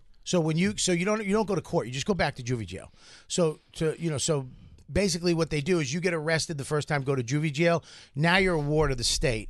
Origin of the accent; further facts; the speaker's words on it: Boston, Massachusetts, United States; From Boston